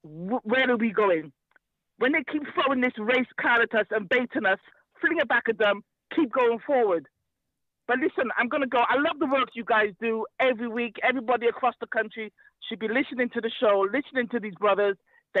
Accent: United Kingdom; we want to take control of our destiny in Britain as black people, as African people, as black British people.

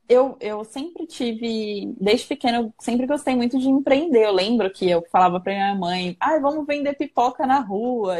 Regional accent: São Paulo, Brazil; moved away as an adult; now in Santana de Parnaíba, Brazil; Eu sou do extremo leste de São Paulo. Eu sou do Itaim Paulista

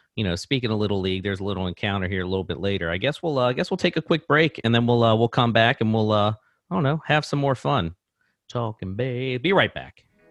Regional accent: Baltimore, Maryland, United States; I grew up in Parkville, just, uh, you know, it's in, eh, Baltimore, basically, Baltimore City

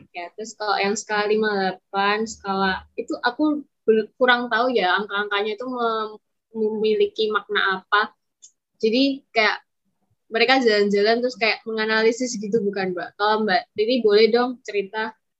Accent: Surakarta, Central Java, Indonesia; asalku dari Solo

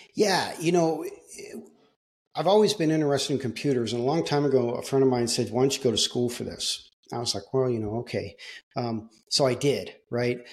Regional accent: Southern California, United States; I grew up in Southern California.

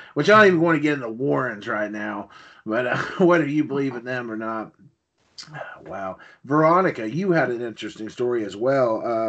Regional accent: Jackson County, Ohio, United States; there was always a story that I heard when I was growing up in Jackson County about the last wolves of Ohio.

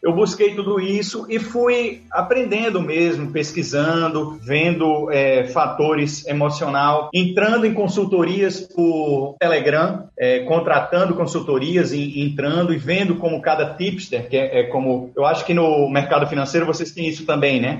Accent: Natal, Rio Grande do Norte, Brazil; Eu sou de Natal, Rio Grande do Norte

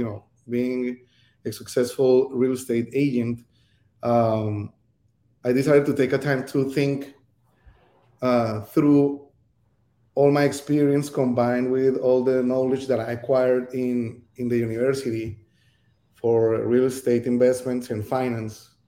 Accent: Cali, Valle del Cauca, Colombia; moved away as an adult; also born or lived in Bogota, Colombia; now in Miami, United States; I was born in Colombia, from Cali, Colombia

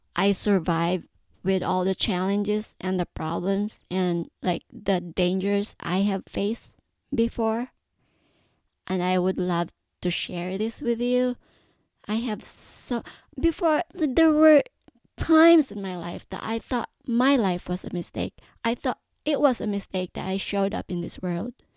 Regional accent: Philippines; also born or lived in Davao; I was born and raised in the Philippines. I was born in a, in a big city of Davao, but my mom moved to the mountains

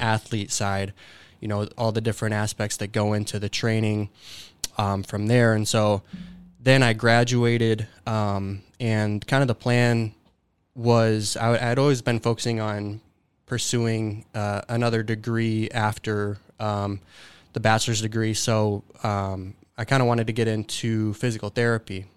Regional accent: Dubuque, Iowa, United States; grew up in Dubuque, Iowa, um, and went to high school at Dubuque Senior High School

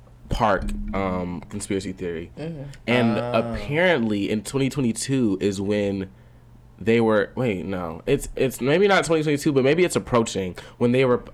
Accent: Fort Lauderdale, Florida, United States; now in Atlanta, United States; I am 18 years old.

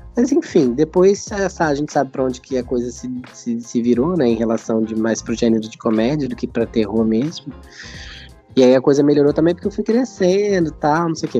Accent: Bom Jesus, Brazil; dessa casa, onde eu tô em Bom Jesus, é onde a casa onde eu me criei

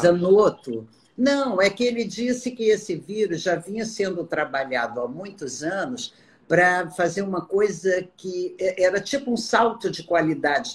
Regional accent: Amazon, Acre, Brazil; moved away; Lá no Acre, por exemplo, eu sou da Amazônia

